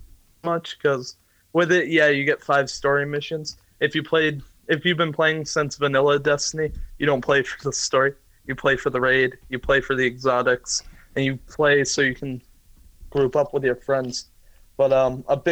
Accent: New Hampshire, United States; I'm from New Hampshire

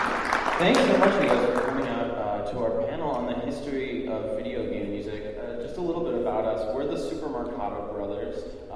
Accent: St. Paul, Minnesota, United States; We're all from the Twin Cities, St. Paul, Minnesota

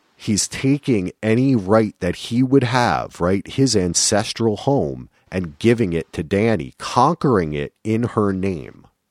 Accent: New Jersey, United States; I'm from New Jersey, so I pronounce it Alara

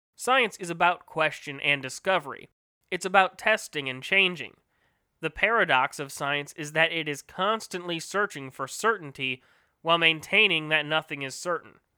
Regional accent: United States; as an American, especially living in the greatest planet on Earth, the U S

